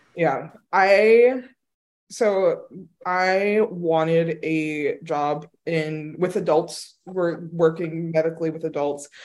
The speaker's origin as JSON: {"language": "English", "region": "New York", "country": "United States", "tie": "born or raised there", "also_born_or_lived": "Boston", "moved": "as an adult", "lives_now": "Texas, United States", "said": "they moved to New York, so I grew up in New York"}